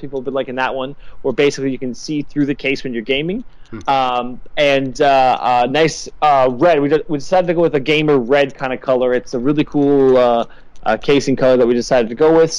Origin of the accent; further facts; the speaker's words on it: Canada; I'm Canadian